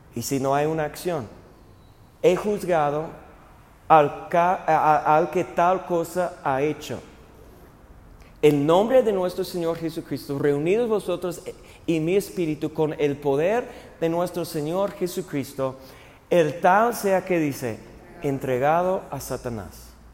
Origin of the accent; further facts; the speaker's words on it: United States; moved away; mi país